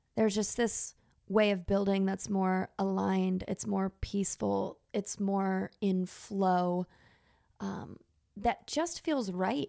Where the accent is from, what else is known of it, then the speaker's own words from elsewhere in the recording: Texas, United States; I grew up in Texas